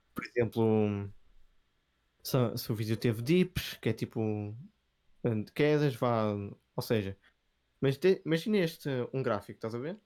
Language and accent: Portuguese; Vila Nova de Gaia, Norte, Portugal; eu sou de Gaia